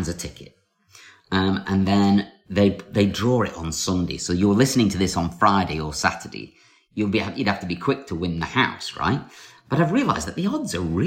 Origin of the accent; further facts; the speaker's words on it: North West England, United Kingdom; northern newspapers from my hometown